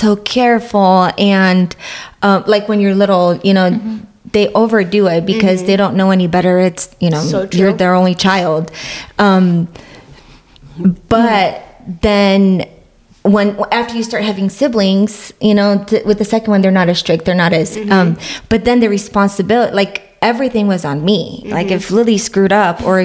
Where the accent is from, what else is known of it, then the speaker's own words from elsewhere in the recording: Romania; now in United States; I was born in Romania.